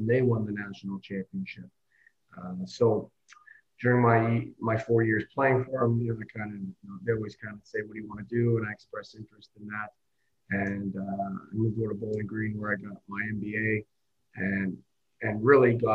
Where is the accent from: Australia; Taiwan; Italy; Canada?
Canada; Oakville, Ontario; I grew up in Oakville